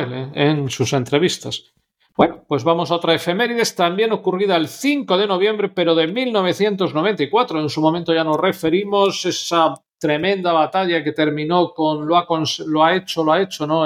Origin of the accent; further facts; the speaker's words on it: Spain; siendo españoles